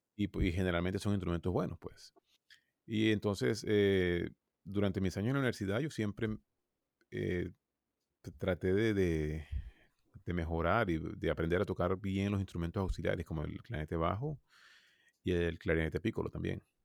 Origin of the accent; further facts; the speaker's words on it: Venezuela; moved away as an adult; now in United States; yo soy de Venezuela